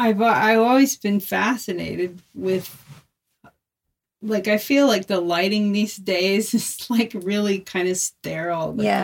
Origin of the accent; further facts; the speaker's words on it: United States; I'm from Washington.